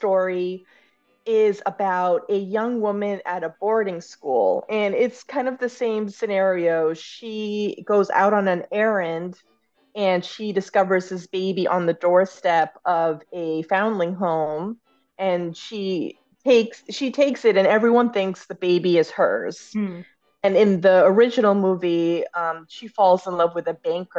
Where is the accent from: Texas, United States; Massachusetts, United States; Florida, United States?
Massachusetts, United States; Boston; I'm from Boston